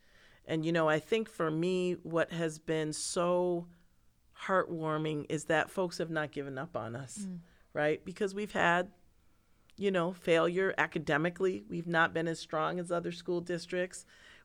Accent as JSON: {"language": "English", "town": "Pittsford", "region": "New York", "country": "United States", "tie": "born or raised there", "said": "So I grew up in Pittsford, and which is a very affluent community, right? Rochester is not affluent."}